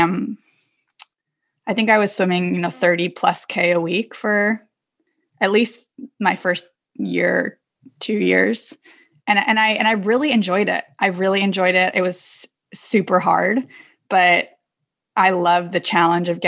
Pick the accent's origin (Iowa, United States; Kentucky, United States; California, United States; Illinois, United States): California, United States; Davis; I'm from Davis, California, which is actually where Dave Scott is from